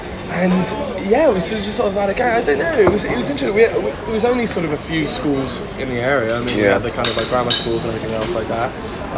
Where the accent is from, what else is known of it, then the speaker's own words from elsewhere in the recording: Stratford-upon-Avon, West Midlands, United Kingdom; moved away as an adult; now in London, United Kingdom; I grew up in Stratford Upon Avon.